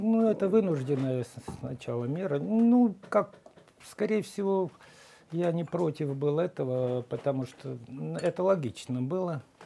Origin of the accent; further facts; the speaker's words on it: Krasnoyarsk, Krasnoyarsk Krai, Russia; moved away as an adult; я из Красноярска, я Сибирь